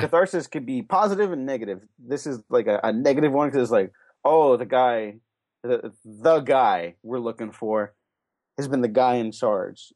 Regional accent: California, United States; I'm from California

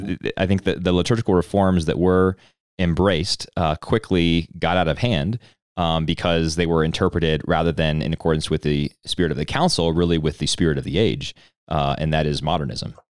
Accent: outside of Philadelphia, Pennsylvania, United States; now in Colorado, United States; I actually was born outside of Philadelphia

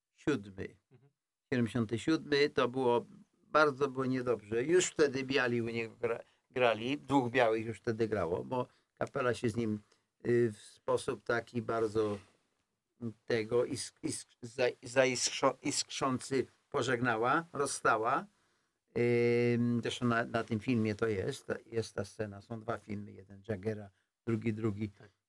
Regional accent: Poland; moved away; ja jestem, ja jestem z Polski

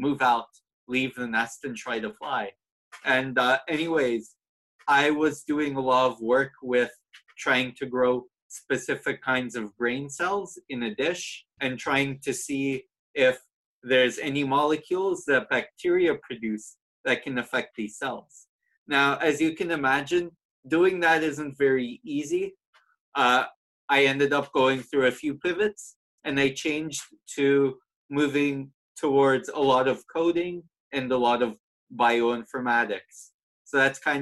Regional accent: Toronto, Ontario, Canada; moved away as an adult; now in Ireland; I'm actually from Toronto

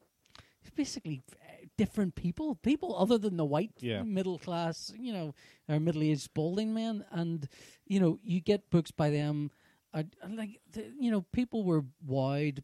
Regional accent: Northern Ireland, United Kingdom; growing up in Northern Ireland

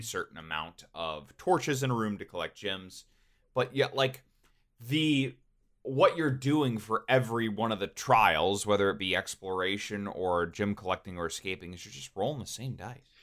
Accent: Georgia, United States; when we were growing up in Georgia

